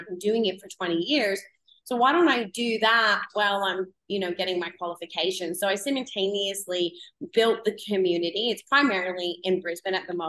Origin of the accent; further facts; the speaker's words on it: Canada; moved away; I'm originally from Canada, if anyone can hear my accent